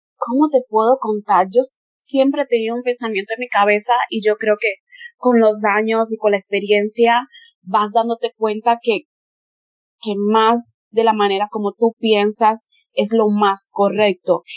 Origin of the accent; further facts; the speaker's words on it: Spain; first language Spanish; moved away as an adult; also born or lived in Brazil; desde que yo nací en Brasil, mi madre me llevó a España, entonces empecé la escuela y toda la cosa en España desde que yo era un bebé